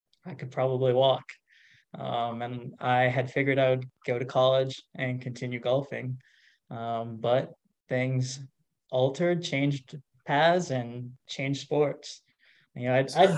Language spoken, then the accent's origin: English; Minnesota, United States; moved away as an adult; also born or lived in East Coast; Minnesota. So Midwest, born, raised, and ended up on the East Coast